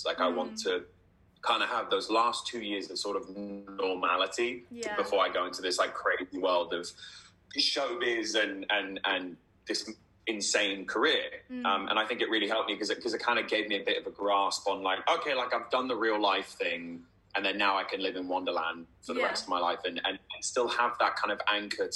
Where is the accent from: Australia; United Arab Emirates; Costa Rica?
United Arab Emirates; Dubai; now in United Kingdom; when I was growing up in Dubai